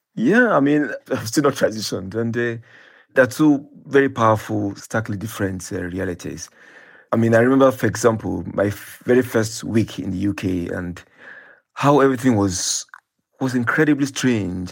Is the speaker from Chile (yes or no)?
no; Nigeria; when I was growing up in Nigeria